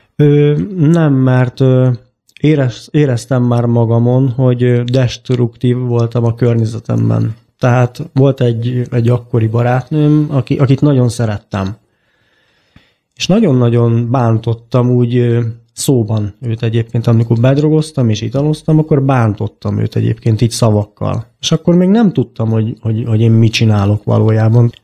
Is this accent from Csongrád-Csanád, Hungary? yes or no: yes; Baks, Csongrád-Csanád, Hungary; moved away as an adult; now in Budapest, Hungary; így Csongorád megyéből jöttem egyébként, egy kis falucskából, úgy hívják, hogy Baks egyébként. Honnan költöztünk föl ide Budapestre